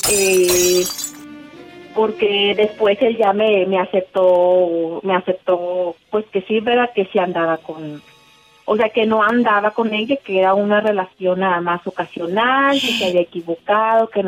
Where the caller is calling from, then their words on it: Montemorelos, Nuevo León, Mexico; Eh, de Montemorelos, Nuevo León.